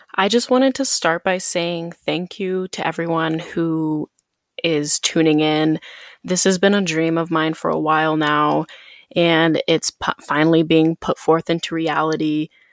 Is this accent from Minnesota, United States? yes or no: no; South Dakota, United States; moved away as an adult; also born or lived in Chicago; I grew up in South Dakota in a pretty small town, about ten thousand people